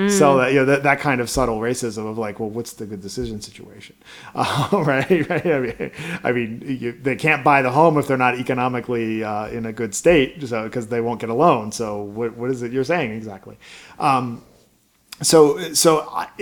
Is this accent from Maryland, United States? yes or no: yes; Baltimore, Maryland, United States; I grew up in Baltimore, Maryland in the 80s